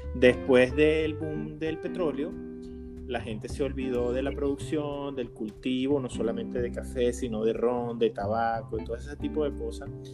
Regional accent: Venezuela; moved away as an adult; now in United States; yo tengo apenas cuatro años aquí en, los Estados Unidos y estaba tan cerca como venezolano.

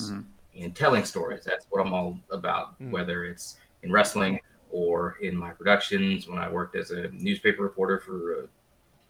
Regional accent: Washington, District of Columbia, United States; moved away as an adult; also born or lived in Louisiana; now in Texas, United States; I'm born and bred in Washington, D.C.

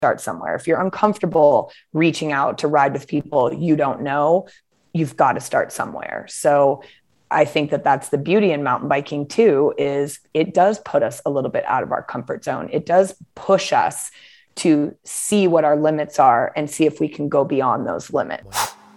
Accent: Portland, Oregon, United States; also born or lived in Arizona; now in Bend, United States; I grew up in Portland, Oregon. Um, and I currently live in Bend, Oregon

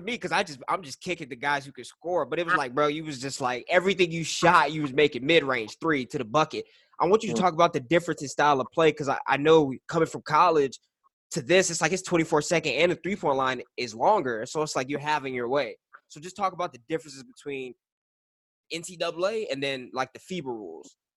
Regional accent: El Paso, Texas, United States; I'm from El Paso

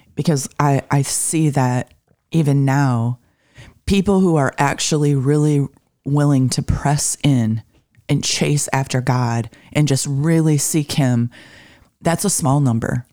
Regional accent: Michigan, United States; growing up in Michigan

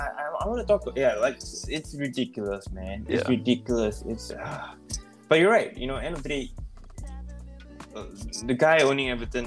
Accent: Singapore; I'm Singaporean.

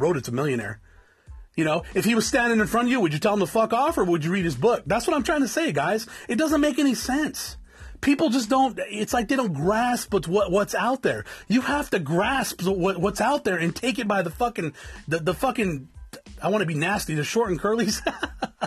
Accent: South Tucson, Arizona, United States; I'm from South Tucson and that's the way we talk

